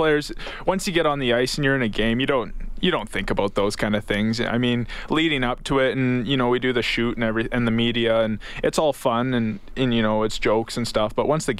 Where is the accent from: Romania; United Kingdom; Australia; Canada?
Canada; Dawson Creek, British Columbia; I grew up in Dawson Creek, BC.